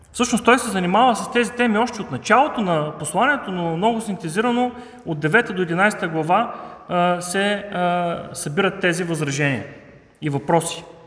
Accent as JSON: {"language": "Bulgarian", "town": "Haskovo", "region": "Haskovo Province", "country": "Bulgaria", "moved": "yes", "lives_now": "Sofia, Bulgaria", "said": "аз лично съм хасковлия"}